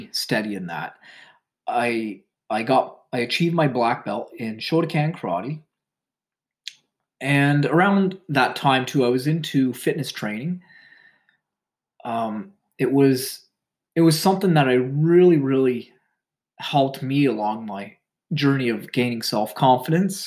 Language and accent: English; Ontario, Canada; I was born in Ontario, Canada, and I currently reside here.